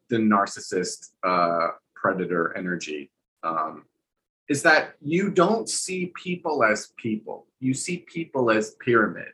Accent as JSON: {"language": "English", "region": "New Jersey", "country": "United States", "said": "I'm from Jersey."}